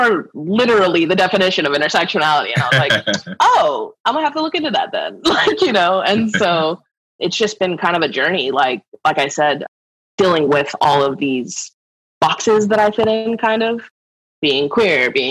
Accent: New Mexico, United States; I grew up in New Mexico where it's very, you know, majority is Hispanic.

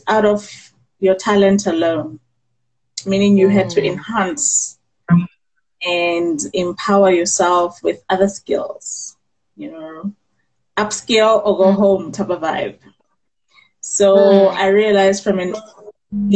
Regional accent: Bloemfontein, Free State, South Africa; born and bred in Bloemfontein in the Free State.

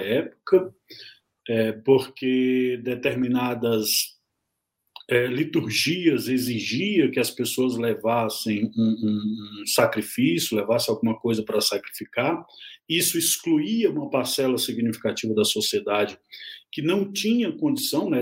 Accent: south of Pará state, Brazil; moved away; estado do Pará, que é lá o estado de onde eu venho, né, é natural do, do, de, do sul do estado do Pará

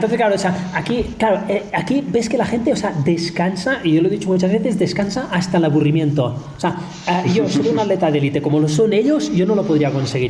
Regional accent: Spain; now in Kenya; los españoles somos muy españoles

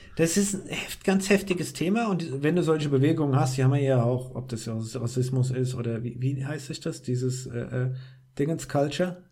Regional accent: Rhineland-Palatinate, Germany; als Rheinland-Pfälzer in Rheinland-Pfalz

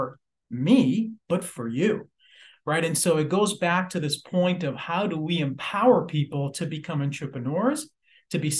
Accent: Lynn, Massachusetts, United States; also born or lived in Puerto Rico; I grew up in Lynn, Massachusetts, Puerto Rico, and then Lynn, Massachusetts.

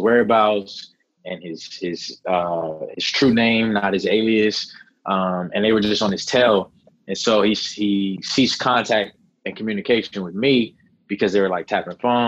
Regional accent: Los Angeles, California, United States; I'm born and raised in Los Angeles. I'm born and raised near Pico and Fairfax in a neighborhood called Faircrest Heights

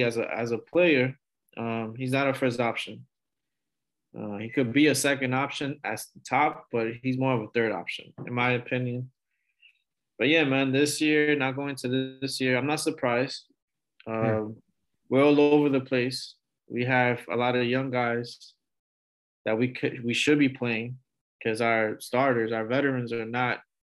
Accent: New York, United States; moved away; I'm originally from New York

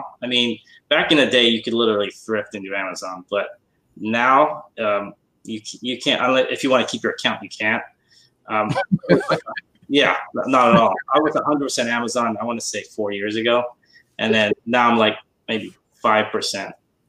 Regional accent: London, United Kingdom; moved away as an adult; now in Bay Area, United States; I moved from London to the Bay Area in 89.

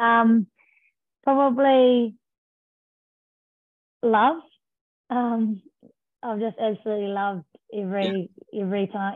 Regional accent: North Island, Taranaki, New Zealand; moved away as an adult; also born or lived in Christchurch, New Zealand; I'm from the North Island, Taranaki, and moved down to Christchurch to study at Lincoln University

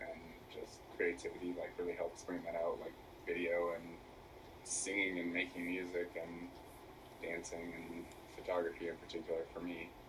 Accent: Southern California, United States; Raised in Southern California.

